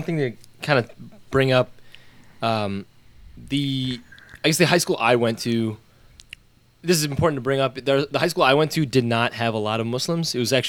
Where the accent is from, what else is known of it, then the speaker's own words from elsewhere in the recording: United States; I grew up in America, born in America